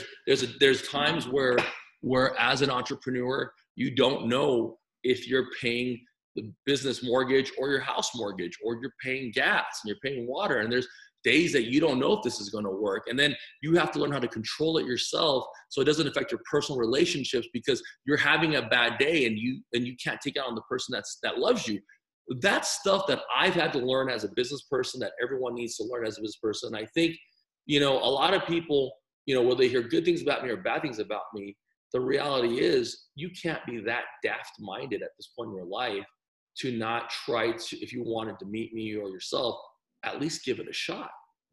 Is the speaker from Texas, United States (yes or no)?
yes; El Paso, Texas, United States; I'm from El Paso.